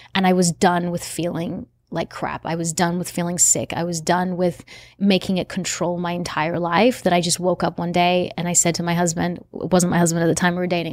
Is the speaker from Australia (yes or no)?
yes; Australia; now in United States; I'm from Australia